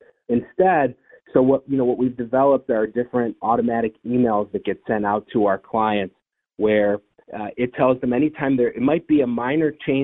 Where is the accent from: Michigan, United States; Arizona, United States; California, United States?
Michigan, United States; Detroit; now in Cleveland, United States; I went to a special school growing up in Detroit for children that had ADHD